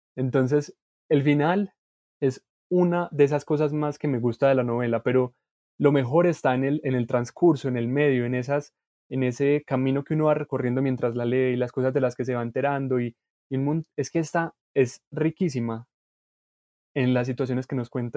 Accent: Colombia

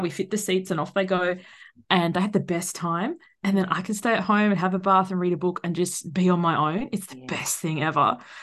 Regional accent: Tasmania, Australia; moved away as an adult; So we're actually originally from Tasmania, which is the tiny island

